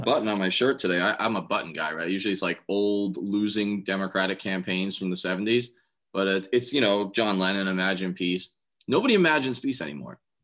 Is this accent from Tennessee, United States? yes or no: no; New York City, New York, United States; I grew up in Staten Island